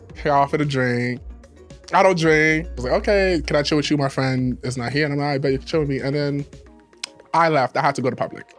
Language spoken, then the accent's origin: English; New York City, New York, United States; I'm from the Bronx